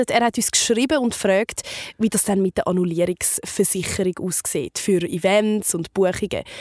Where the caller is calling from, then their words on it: Zurich, Switzerland; ich komme aus Zürich